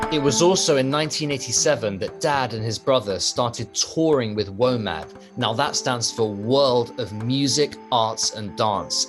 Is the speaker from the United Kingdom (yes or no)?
yes; United Kingdom; When I was growing up, we often saw Chinese members of the family in the UK